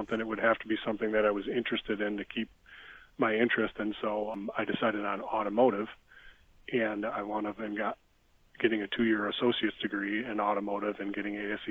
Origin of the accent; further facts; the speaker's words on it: suburbs of Chicago, Illinois, United States; I was born in Chicago, Illinois, and about when I was roughly 2 years old, my parents moved to the suburbs of Chicago, and I pretty much lived in the suburbs of Chicago my whole life